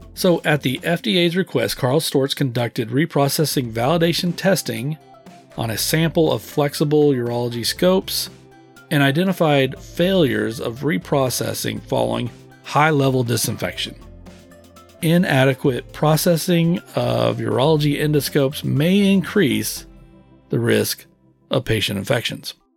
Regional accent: Texas, United States; I was born and raised in the Lone Star State.

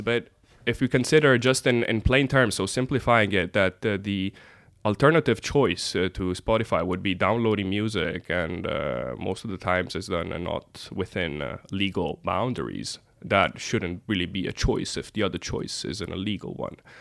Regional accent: Italy; also born or lived in United States; now in Norway; my home country, and uh, used to grow up in the United States

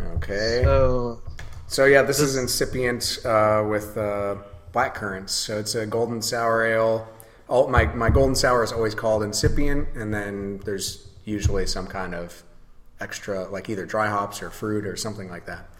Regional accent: Holland, Michigan, United States; also born or lived in Denver, Colorado; now in Grand Rapids, United States; I'm originally from Holland, Michigan. Uh, moved to Grand Rapids as soon as I you know 18 or 19 or something like

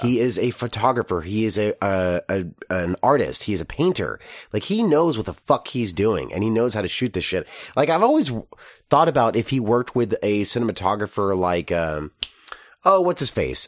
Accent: Texas, United States; grown as a Texan

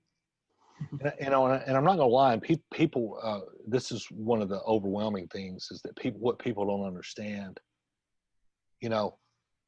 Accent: Jackson, Tennessee, United States; my hometown, Jackson, Tennessee

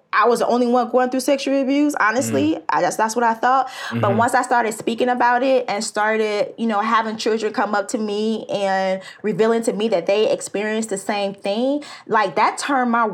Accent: Chicago, Illinois, United States; now in Houston, United States; I'm originally from the Chi

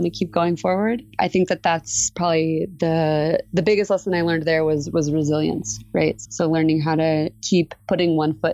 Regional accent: United States; moved away as an adult; now in Mexico City, Mexico; as an American

